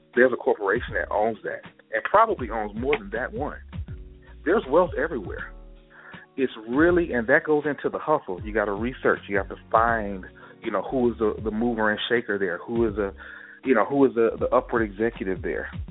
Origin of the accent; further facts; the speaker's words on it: Gulfport, Mississippi, United States; my hometown for example, Gulfport, Mississippi